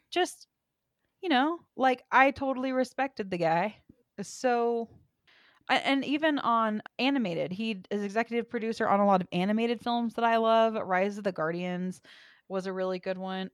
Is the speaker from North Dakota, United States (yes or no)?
no; Texas, United States; I'm from Texas.